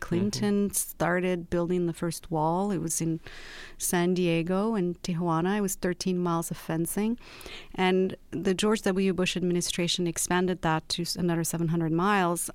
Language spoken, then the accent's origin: English; Rabat, Rabat-Salé-Kénitra, Morocco; also born or lived in London; now in Los Angeles, United States; I was born and raised in Rabat, which is the capital of Morocco, and then I lived in London, and after that I lived in Los Angeles.